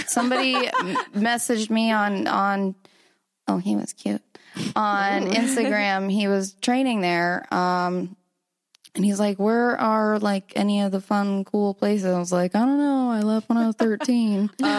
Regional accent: Sarasota, Florida, United States; Sarasota, Florida.

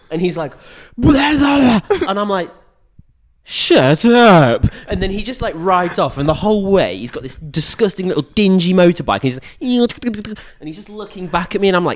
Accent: England, United Kingdom; moved away as an adult; now in Germany; I'm from England.

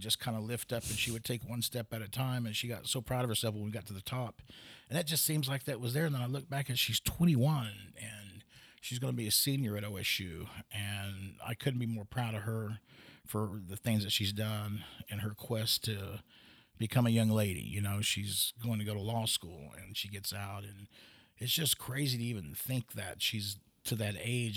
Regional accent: Pawhuska, Oklahoma, United States; also born or lived in Stillwater, Oklahoma / Los Angeles / San Francisco / Seattle; I was born in Stillwater initially until I was about four or five, then I moved to Pawhuska

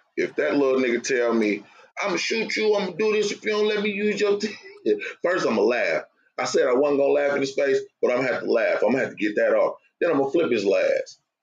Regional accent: California, United States; I'm from Cali too

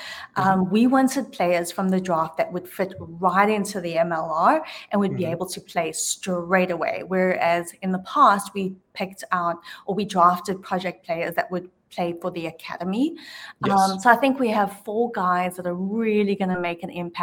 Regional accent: Johannesburg, Gauteng, South Africa; now in Atlanta, United States; born and raised in Johannesburg, South Africa, a small town.

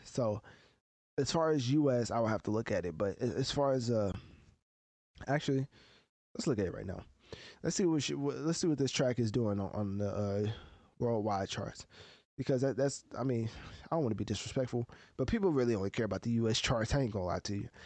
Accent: United States; as an American reviewer of music

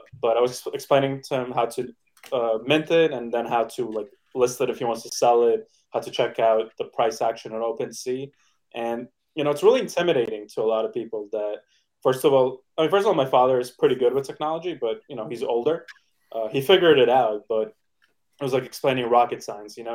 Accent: New York City, New York, United States; I grew up in Brooklyn, New York

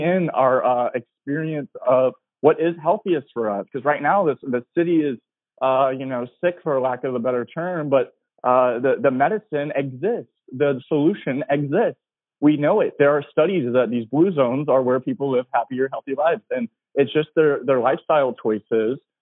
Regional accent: Tennessee, United States; now in Los Angeles, United States; I'm from Tennessee

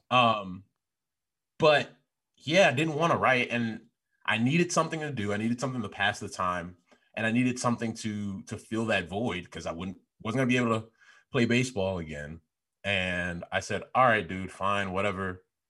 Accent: Chicago, Illinois, United States; I was the guy from Chicago talking all loud

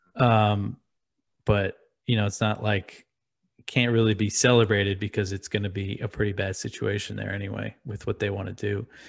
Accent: Long Island, New York, United States; moved away as an adult; also born or lived in Brooklyn, New York; I grew up in New York, I grew up on Long Island, I lived in Brooklyn for years

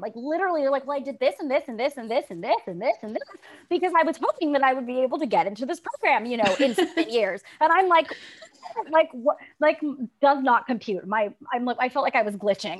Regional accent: Tulsa, Oklahoma, United States; moved away as an adult; also born or lived in New York City; I grew up in Tulsa, Oklahoma. I'm a first generation Belizean American. My parents moved here when they were adults. I born and raised in Tulsa, moved to New York City to go to NYU

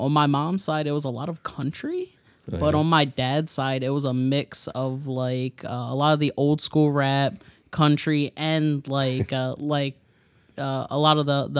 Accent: Baltimore, Maryland, United States; Am I from Baltimore, Maryland?

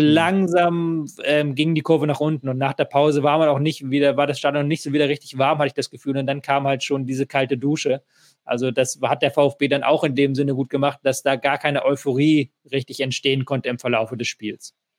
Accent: Hamburg, Germany; als jemand, der in Hamburg wohnt und Hamburg groß geworden bin

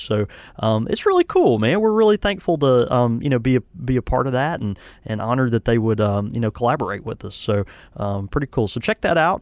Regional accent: the South, United States; I'm from the South

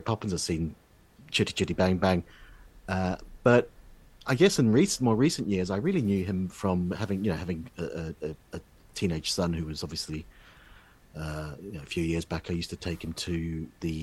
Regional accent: New Zealand; moved away; from growing up in New Zealand

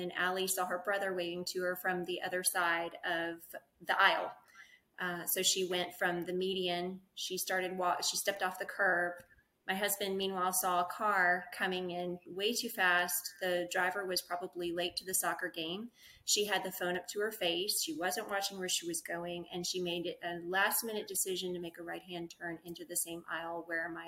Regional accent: Mississippi, United States; moved away as an adult; now in Round Rock, United States; I'm actually from Mississippi. Born and raised there, went to Ole Miss.

